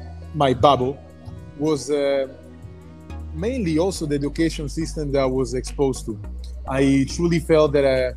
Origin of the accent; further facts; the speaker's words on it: Milan, Lombardy, Italy; moved away as an adult; I was born and raised in Italy, as you already mentioned, from an Italian mother and a Ghanaian father